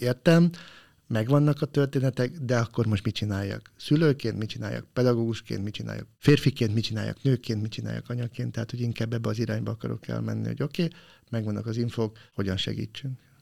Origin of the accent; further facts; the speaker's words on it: Bonyhád, Tolna, Hungary; moved away as an adult; Ponyhádon, ahol fölnőttem, én nekem fogalmam se volt, hogy ilyen jellegű szakmát valaki képvisel, pedig tizennyolc éves koromig ott laktam